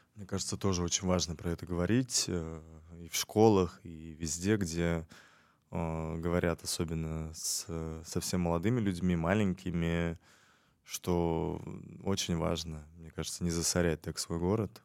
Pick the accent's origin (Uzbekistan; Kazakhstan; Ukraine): Uzbekistan; Tashkent; я ташкентец э, в пятом поколении, поэтому э, для меня это э, всегда дом